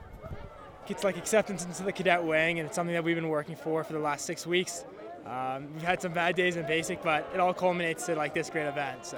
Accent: Barrington, Rhode Island, United States; moved away as an adult; from Barrington, Rhode Island.

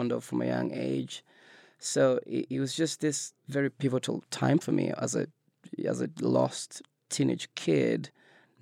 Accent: Nairobi, Kenya; moved away as an adult; now in United States; I grew up in Nairobi in Kenya

